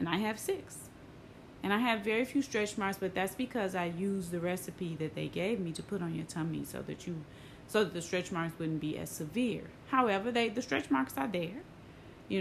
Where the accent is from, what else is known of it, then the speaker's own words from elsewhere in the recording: Tennessee, United States; I'm from Tennessee, right? I'm from a place where it gets cold, where it snows